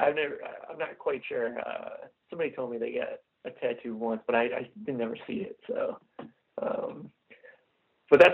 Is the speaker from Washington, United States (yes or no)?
no; Michigan, United States; I grew up in Michigan